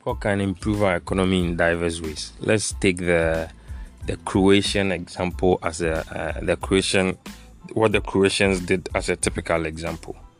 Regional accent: Ghana

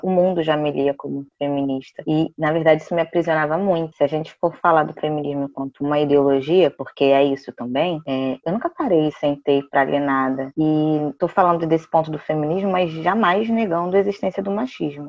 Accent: Rio de Janeiro, Brazil; eu sou daqui do Rio de Janeiro, da capital mesmo

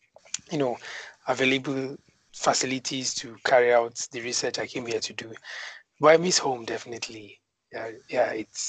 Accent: Nigeria; moved away as an adult; now in China; I'm from Nigeria

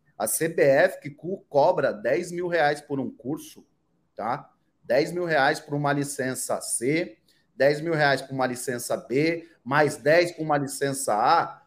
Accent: Brazil; como brasileiro, como eu

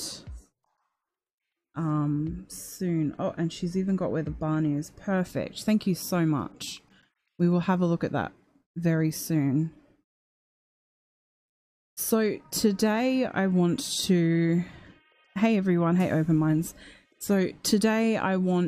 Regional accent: Australia; I am from Australia

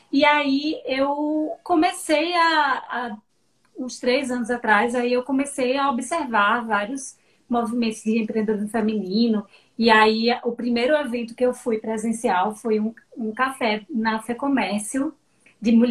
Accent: Petrolina, Pernambuco, Brazil; moved away as an adult; now in Salvador, Brazil; eu sou petrolinense, sempre brinco que eu sou peba, metade Legal. pernambucana, metade

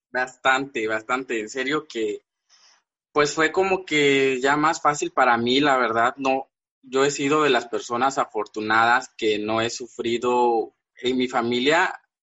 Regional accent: Villaflores, Chiapas, Mexico; now in Tuxtla Gutiérrez, Mexico; Yo soy de Villaflores, es una, es un pueblo, digamos que está a dos horas de la capital de aquí de Tuxtla. Ahorita radico aquí en Tuxtla, eh, pero soy originario de ese pueblo

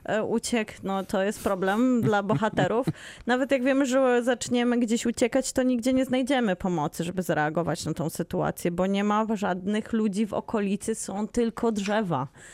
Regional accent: Bielsko-Biała, Silesian Voivodeship, Poland; urodziłam się w szpitalu w Bielsku Białej

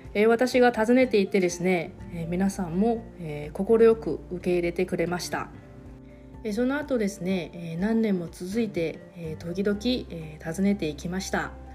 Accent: Taiwan; Japanese is a second language; moved away as an adult; now in Okinawa, Japan; 私の地元の台湾はですね

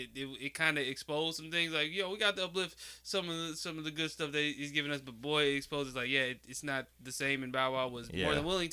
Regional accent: New Orleans, Louisiana, United States; I'm from New Orleans for real.

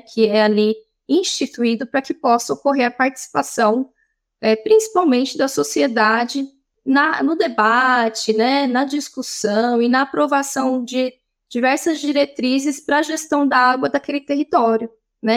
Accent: Ribeirão Preto, São Paulo, Brazil; sou daqui de Ribeirão Preto

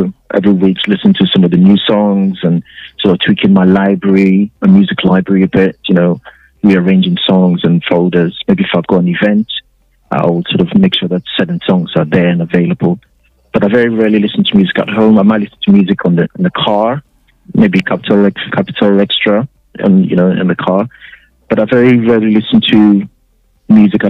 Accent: Ghana; moved away; when we were growing up in Ghana

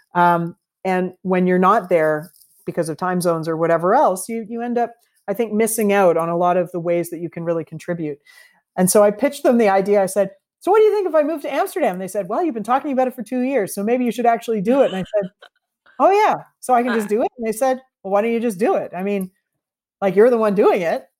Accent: Canada; also born or lived in Toronto / Vancouver; our values as Canadians

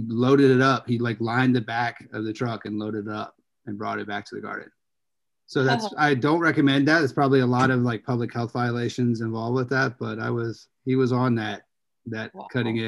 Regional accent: Gulfport, Mississippi, United States; I was born in Mississippi.

